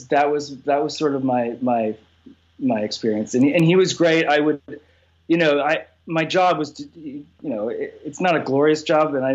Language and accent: English; Canada; I'm Canadian